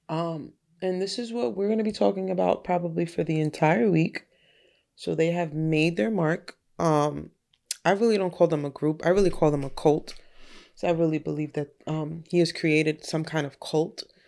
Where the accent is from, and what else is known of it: Yonkers, New York, United States